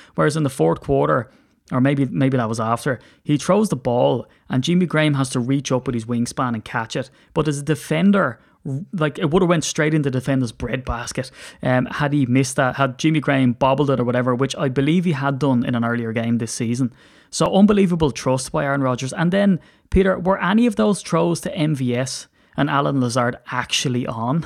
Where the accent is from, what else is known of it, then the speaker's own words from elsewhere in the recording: Ireland; I'm an Irishman